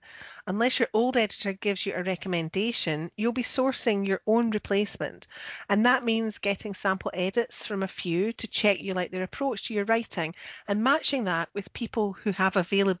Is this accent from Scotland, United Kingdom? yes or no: yes; Scotland, United Kingdom; I'm the Scottish one.